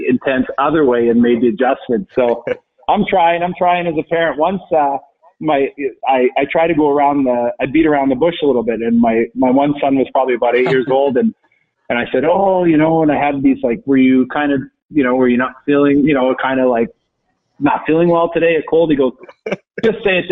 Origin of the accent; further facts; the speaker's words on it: St. Albert, Alberta, Canada; moved away as an adult; also born or lived in Calgary / Denver; now in Boston, United States; I grew up in Edmonton, St. Albert, which is a suburb just outside Edmonton